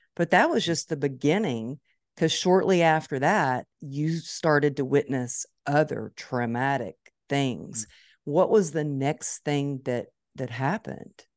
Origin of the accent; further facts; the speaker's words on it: Dallas, Texas, United States; It's my hometown